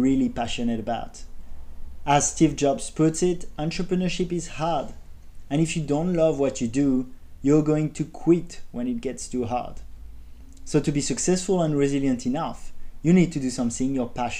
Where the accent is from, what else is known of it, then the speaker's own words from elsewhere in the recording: Paris, Île-de-France, France; moved away; I grew up in Paris, I attended a prestigious business school